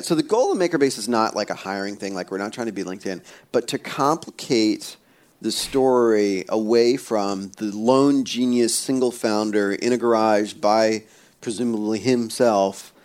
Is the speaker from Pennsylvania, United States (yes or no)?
yes; Pennsylvania, United States; I was born in Pennsylvania, but as a kid, we would go back to India to like where my folks were from